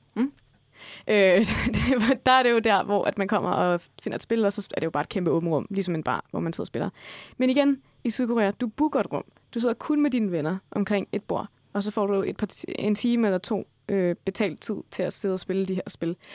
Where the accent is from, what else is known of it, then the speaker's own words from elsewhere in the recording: Denmark; vi danskere